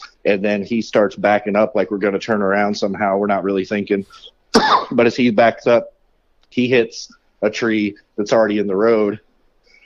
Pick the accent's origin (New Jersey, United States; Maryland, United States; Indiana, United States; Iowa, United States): Indiana, United States; Vigo County; born or raised there